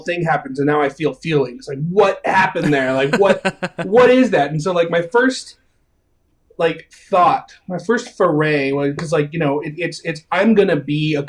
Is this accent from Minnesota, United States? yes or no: no; Phoenix, Arizona, United States; now in Seattle, United States; I'm from Phoenix